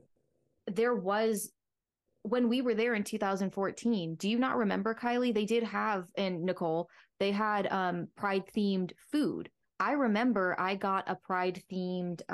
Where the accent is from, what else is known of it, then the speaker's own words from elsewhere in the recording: Florida, United States; I'm a Florida native. I was born in Florida